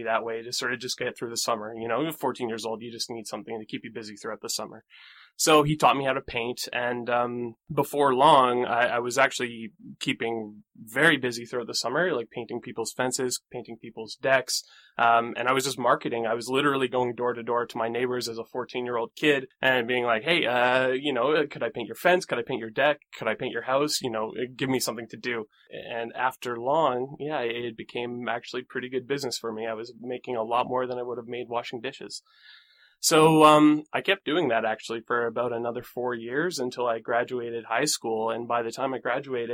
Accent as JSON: {"language": "English", "town": "Bragg Creek", "region": "Alberta", "country": "Canada", "tie": "born or raised there", "said": "I grew up in Calgary, or just outside of Calgary, in a small town called Bragg Creek."}